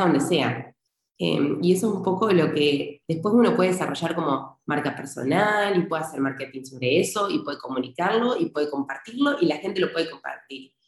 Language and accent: Spanish; Argentina; now in Spain; soy argentina, eh, tengo ciudadanía italiana y vivo en España en este momento.